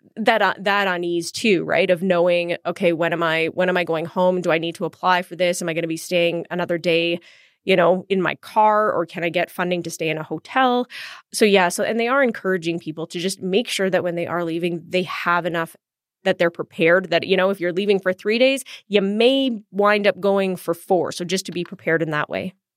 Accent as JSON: {"language": "English", "town": "Edmonton", "region": "Alberta", "country": "Canada", "tie": "born or raised there", "said": "I grew up in Edmonton"}